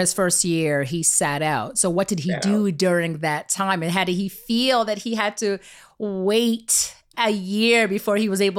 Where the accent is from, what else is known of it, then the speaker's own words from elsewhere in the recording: Canada; we're from Canada.